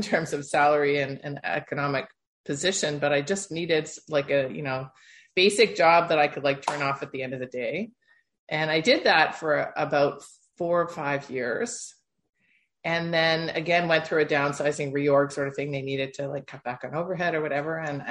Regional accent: Toronto, Ontario, Canada; my background is born and bred in Toronto, Ontario, Canada

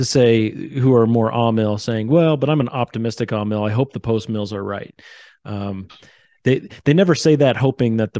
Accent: United States; we have as American Christians

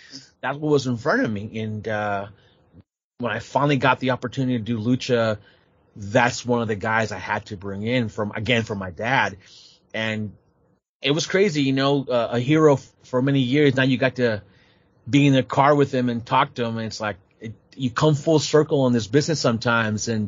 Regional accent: San Jose, California, United States; born or raised there

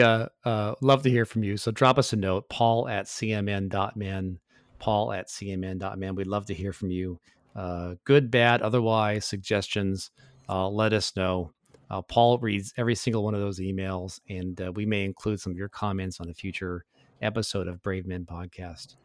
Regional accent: Tacoma, Washington, United States; as a kid growing up in Tacoma, Washington

